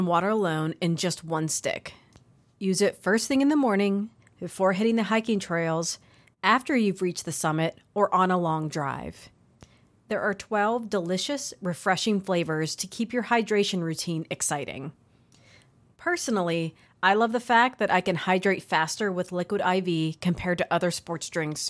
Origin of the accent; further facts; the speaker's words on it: Ohio, United States; I am a native Ohioan